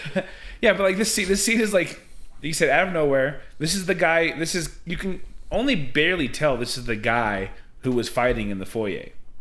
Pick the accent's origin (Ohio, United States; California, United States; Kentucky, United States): California, United States; I'm from California.